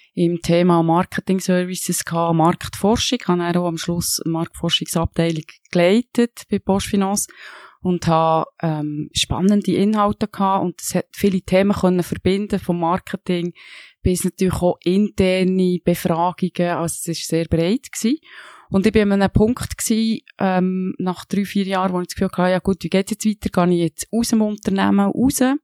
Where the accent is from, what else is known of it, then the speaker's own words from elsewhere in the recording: Switzerland; Ich bin in einem kleinen Dorf aufgewachsen, in der Nähe vom Röstigrab